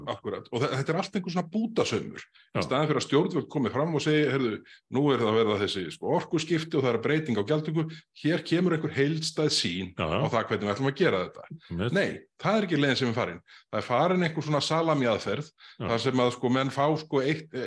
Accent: Ísafjörður, Westfjords, Iceland; ég, ég er frá Ísafyrði

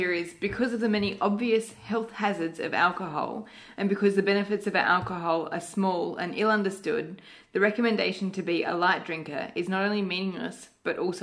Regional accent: Malaysia; moved away; I grew up in Malaysia

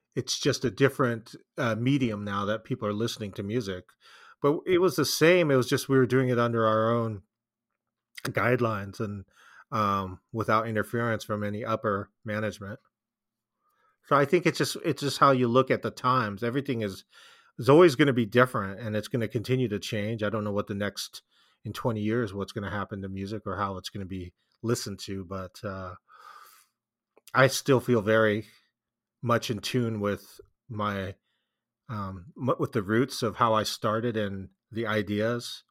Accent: Bay Area, California, United States; we're from the Bay Area

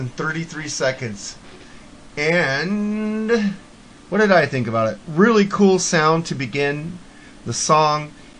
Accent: United States; I'm an American.

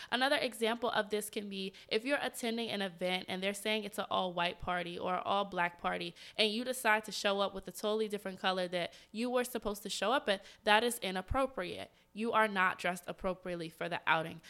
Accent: Atlanta, Georgia, United States; moved away as an adult; now in Washington, D.C., United States; I'm from Atlanta and I went to college at Georgia State

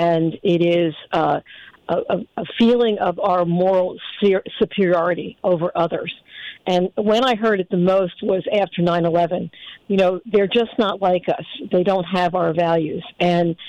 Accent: United States; I'm born in America, so I'm an American and I feel American

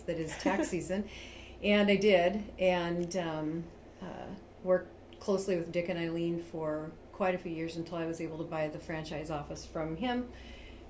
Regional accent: York, Nebraska, United States; I'm originally born and raised in York.

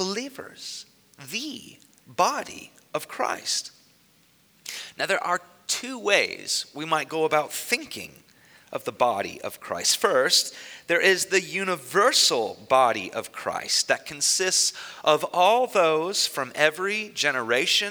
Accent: Newark, Ohio, United States; in my hometown, I grew up in Newark

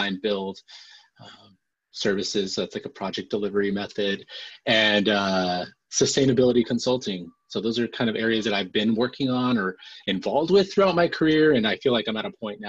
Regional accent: El Centro, California, United States; moved away as an adult; also born or lived in San Diego; now in Seattle, United States; I was born and raised in El Centro, California, which is an Imperial County, not on the coast

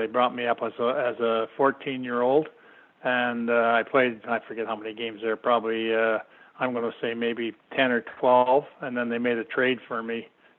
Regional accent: Beeton, Ontario, Canada; also born or lived in Sudbury, Ontario; I was born in Sudbury. My dad worked for the Sudbury Star, and he was up there just because he was a heck of a ball player. anyway, my mom didn't like it up there, so we moved down and come down to a little place called Beaton, which is just south of Barrie.

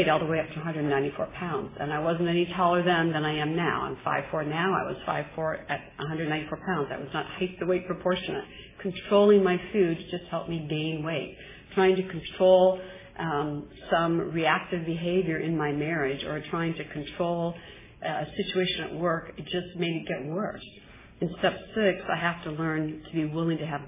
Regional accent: Midwest, United States; I'm from the Midwest

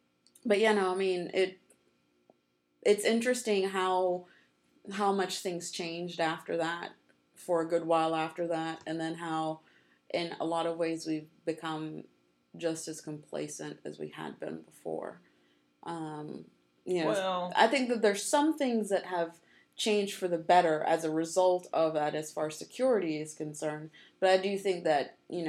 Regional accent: New York, United States; born there; of course, I was born in New York and all that.

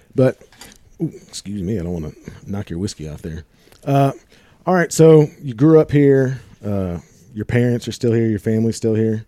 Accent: St. Louis, Missouri, United States; I'm from Saint Louis

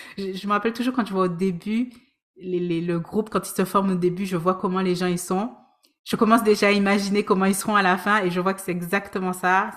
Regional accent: Guadeloupe; also born or lived in France; now in Vancouver, Canada; je suis originaire de la Guadeloupe. J'ai vécu en France pendant plus d'une dizaine d'années. Ça fait cinq ans que je suis à Vancouver

